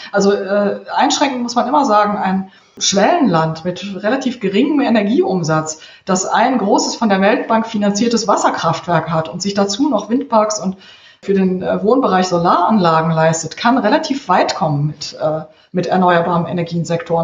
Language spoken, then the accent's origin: German; Cologne, North Rhine-Westphalia, Germany; moved away; ich bin im Kölner Norden aufgewachsen